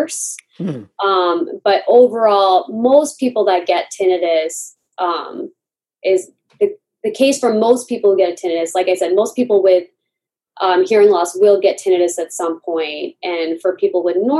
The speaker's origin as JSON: {"language": "English", "country": "United States", "said": "we kind of had this dual identity of being American and South Asian"}